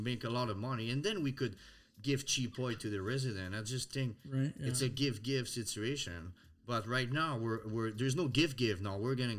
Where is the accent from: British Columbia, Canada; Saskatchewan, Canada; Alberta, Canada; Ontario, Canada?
Alberta, Canada; I grew up like that in Alberta.